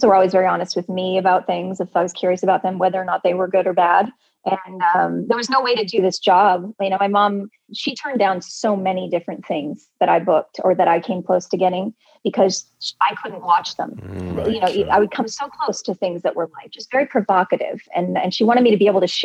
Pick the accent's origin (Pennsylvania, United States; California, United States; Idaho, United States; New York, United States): California, United States; Southern; also born or lived in Michigan; I grew up in Southern California